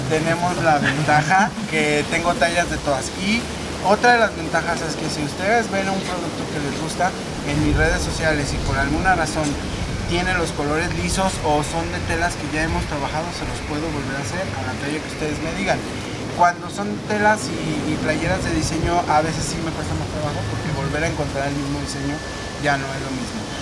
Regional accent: Mexico; Nosotros como mexicanos debemos de apoyarnos y comprar nuestros productos porque realmente México es grande.

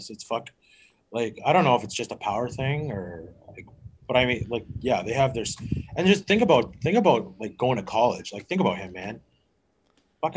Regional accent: Hamilton, Ontario, Canada; now in Port Dover, Canada; I born and raised in a town called Hamilton, Ontario

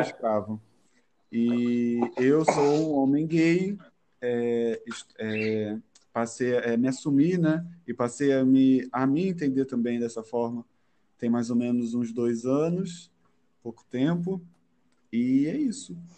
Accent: Rio de Janeiro, Brazil; also born or lived in Madureira, Rio de Janeiro; morador de Madureira, nascido e criado no Lins de Vasconcelos com muito orgulho.

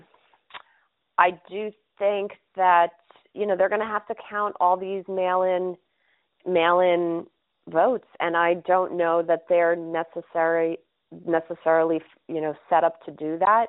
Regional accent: New York City, New York, United States; I grew up in New York City in the 1970s

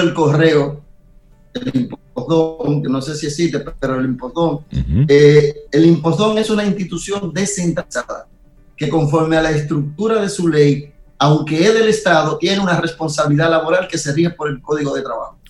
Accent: Nagua, María Trinidad Sánchez, Dominican Republic; mi pueblo Nagua

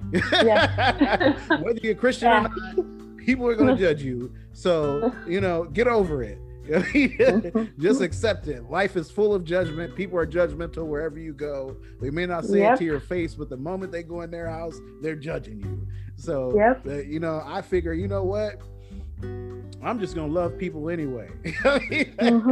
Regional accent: Bay Area, California, United States; I grew up in the Bay Area, where it's one of the most diverse places in the world. Plus, it's in California

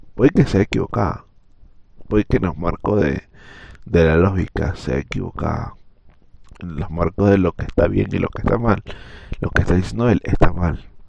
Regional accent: Venezuela

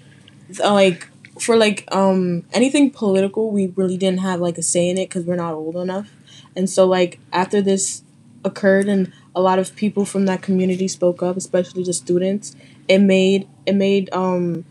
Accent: New York City, New York, United States; I also grew up in the Bronx. I'm a Caribbean American

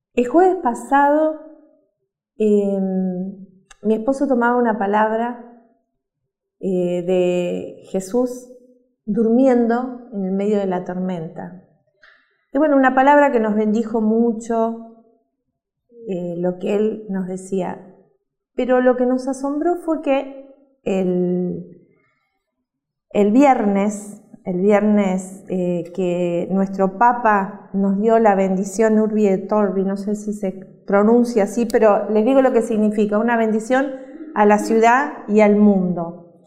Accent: Uruguay; moved away; Nosotros somos uruguayos

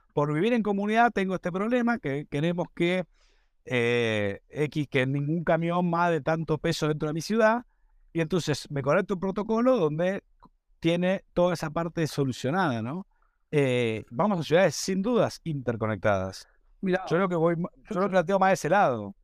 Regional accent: Argentina; somos la región de Argentina

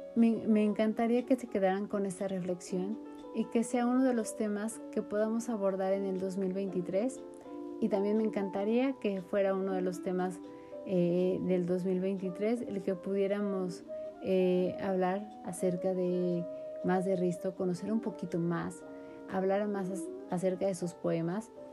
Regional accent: Mexico

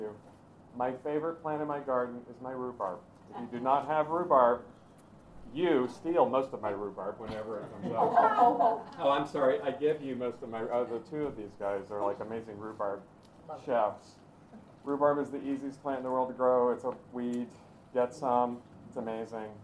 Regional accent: Knoxville, Tennessee, United States; now in Peaks Island, United States; I was raised in Tennessee

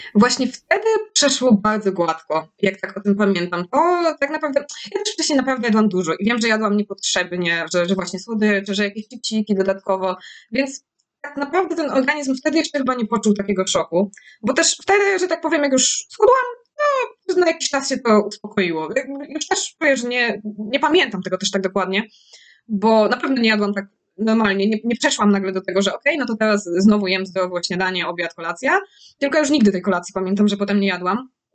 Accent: Lesser Poland, Poland; jestem z, z Małopolski, więc mamy dużo, dużo górek

